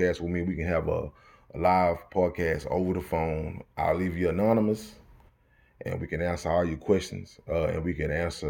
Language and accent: English; Texas, United States; I'm from Texas